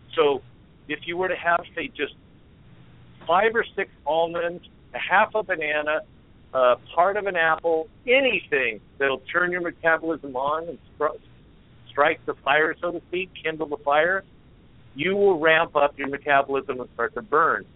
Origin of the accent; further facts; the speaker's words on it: California, United States; moved away as an adult; also born or lived in Oregon; now in Portland, United States; I'm from California